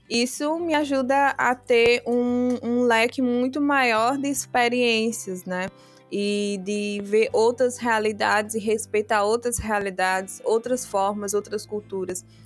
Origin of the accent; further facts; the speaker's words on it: Biombo, Guinea-Bissau; E nós somos de Biombo, uma cidade de Biombo. E lá meus pais aprenderam a falar o papel, que se fala pepel, na verdade. E aí eu não aprendi, porque eu fui criado na cidade.